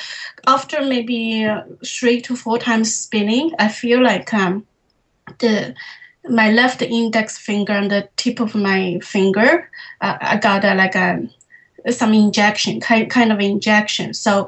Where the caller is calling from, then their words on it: Toronto, Ontario, Canada; I'm calling from Toronto, Canada.